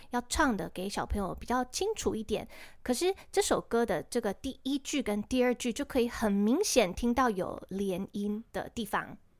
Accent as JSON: {"language": "Chinese", "country": "Taiwan", "said": "我们台湾人其实早就超级熟悉了"}